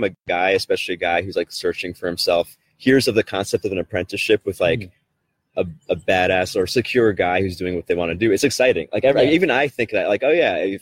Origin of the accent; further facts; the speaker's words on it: New York City, New York, United States; I grew up in South Brooklyn where there was a lot of like mafioso type people.